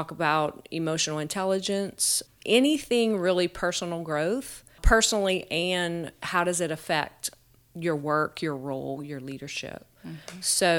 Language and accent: English; Eunice, Louisiana, United States; moved away as an adult; now in Lafayette, United States; I am originally from Eunice, Louisiana. Grew up there.